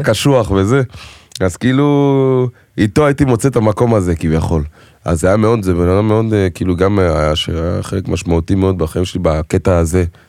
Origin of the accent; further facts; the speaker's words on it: Israel; first language French; Hebrew is a second language; גדלתי בארץ, אבל בבית, צרפתית, חינוך אפריקאי, הייתי בבית ספר צרפתי, כאילו, ורק בכיתה י"א עברתי לאנקור ראשון לציון